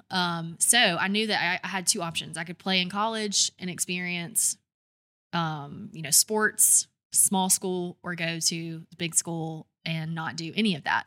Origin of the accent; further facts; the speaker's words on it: Douglasville, Georgia, United States; moved away as an adult; also born or lived in Alabama; now in Birmingham, United States; I'm, I'm from Georgia, right outside of Atlanta, twenty miles west of Atlanta, in a little town called Douglasville